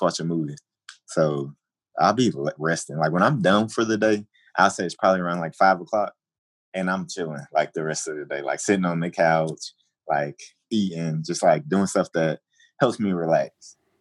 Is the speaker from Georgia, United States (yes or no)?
yes; Atlanta, Georgia, United States; moved away as an adult; now in Chicago, United States; I came from Atlanta and came to Chicago